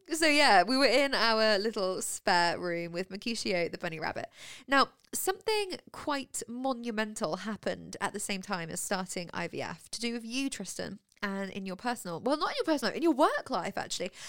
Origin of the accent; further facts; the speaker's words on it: near Birmingham, West Midlands, United Kingdom; now in Winchester, United Kingdom; I come from Stetson Coalfield, a town that is twenty minutes from Birmingham